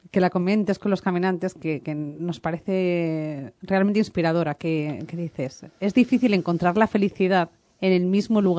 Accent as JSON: {"language": "Spanish", "town": "Valencia", "region": "Valencian Community", "country": "Spain", "said": "para los que somos de Valencia"}